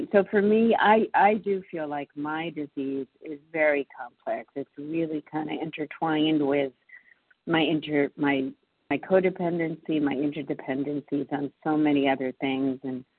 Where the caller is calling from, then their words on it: Massachusetts, United States; calling in from Massachusetts.